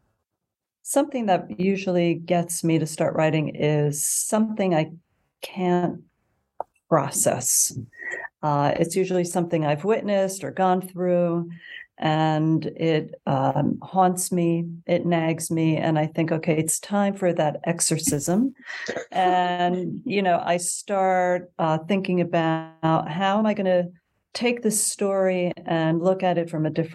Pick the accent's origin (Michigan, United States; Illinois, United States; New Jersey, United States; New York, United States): New Jersey, United States; Montclair; I'm from Montclair, New Jersey